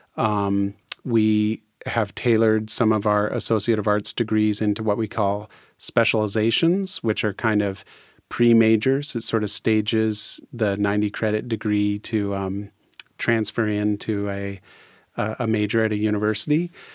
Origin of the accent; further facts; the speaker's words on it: Fircrest, Washington, United States; I was born and raised in Faircrest